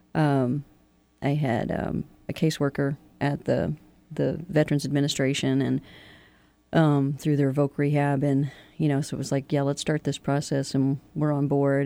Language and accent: English; Kentucky, United States; moved away as an adult; also born or lived in Florida / Aleutian Islands; I'm originally from Kentucky. Um, I don't want to be too too cliche and say I'm a coal miner's daughter, but I am